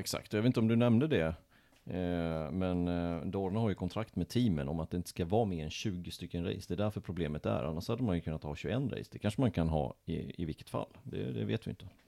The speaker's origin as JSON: {"language": "Swedish", "region": "Småland", "country": "Sweden", "moved": "yes", "said": "Jag kommer ju från Småland, där har vi vecka sju"}